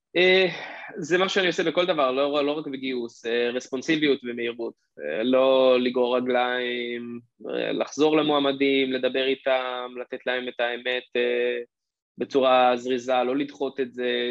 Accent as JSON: {"language": "Hebrew", "country": "Israel", "said": "בתור ישראלי"}